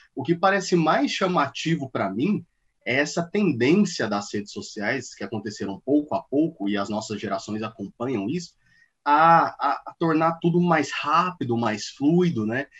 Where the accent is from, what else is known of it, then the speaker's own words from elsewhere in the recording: Goiânia, Goiás, Brazil; Eu sou nascido e criado em Goiânia